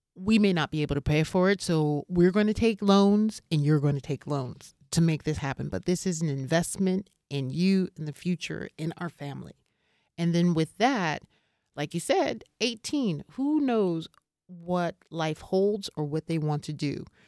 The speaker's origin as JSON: {"language": "English", "country": "United States", "also_born_or_lived": "Seoul, South Korea", "moved": "as an adult", "lives_now": "Prague, Czech Republic", "said": "me as an American living here"}